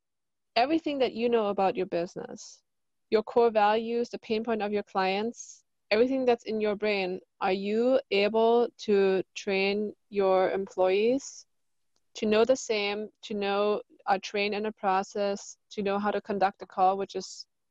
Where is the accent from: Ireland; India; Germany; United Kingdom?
Germany; now in Laguna Beach, United States; From Germany.